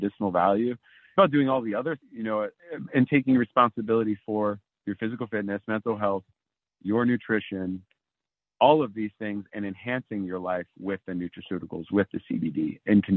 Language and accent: English; East Coast, United States; also born or lived in San Diego, California; now in Maine, United States; I've relocated to Maine because I'm actually from the East Coast originally